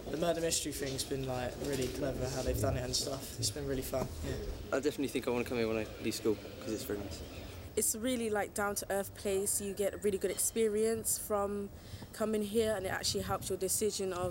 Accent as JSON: {"language": "English", "town": "Manchester", "region": "North West England", "country": "United Kingdom", "said": "I'm from the north, I'm from Manchester, um, and I was a bit scared um, when I came down."}